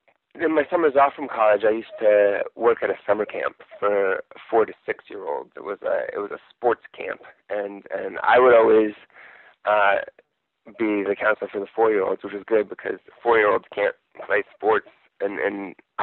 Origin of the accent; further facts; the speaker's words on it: East Bay, California, United States; I grew up in the East Bay, so I live very close to where I grew up. And I've lived in California my whole life, basically.